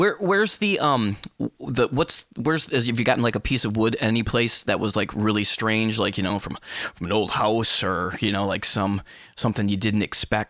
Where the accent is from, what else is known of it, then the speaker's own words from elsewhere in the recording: Bay City, Michigan, United States; I was from Michigan. So, you know, some guy, I was born in a little place called Bay City